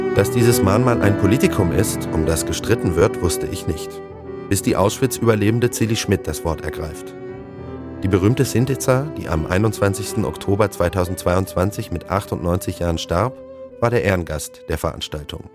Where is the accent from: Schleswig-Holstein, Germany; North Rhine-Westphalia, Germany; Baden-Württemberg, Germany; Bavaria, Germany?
Baden-Württemberg, Germany; Heidelberg; meine eigene Heimatstadt Heidelberg